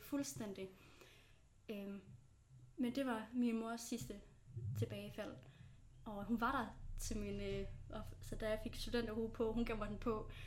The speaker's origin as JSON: {"language": "Danish", "area": "Tønder area, Bredebro, South Jutland", "region": "Southern Denmark", "country": "Denmark", "moved": "yes", "lives_now": "Aarhus, Denmark", "said": "Jeg er rigtig sønderjyde. Jeg kommer fra, øh, Tønderområdet i en lille by, der hedder Brødrebro"}